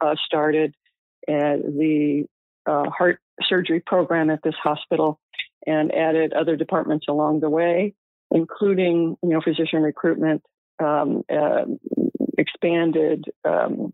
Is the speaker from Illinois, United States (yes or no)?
yes; Illinois, United States; moved away as an adult; also born or lived in Iowa; now in Palm Springs, United States; I was born and raised in Iowa and grew up in Illinois, went to school there